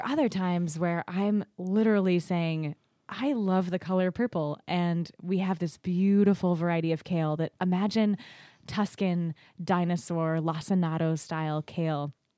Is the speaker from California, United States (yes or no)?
no; Naples, New York, United States; also born or lived in Kentucky; I was born in Kentucky, but I moved here to the Finger Lakes, to Naples, when I was four. So I like to say I was not born, but I was fairly effectively raised in the Finger Lakes